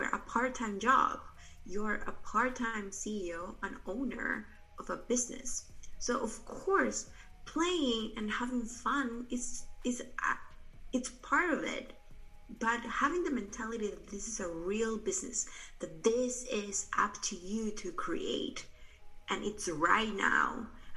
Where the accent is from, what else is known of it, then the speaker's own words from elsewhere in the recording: Peru; moved away; I'm original from Peru. I'm actually right now here in Peru. I came back right before quarantine started.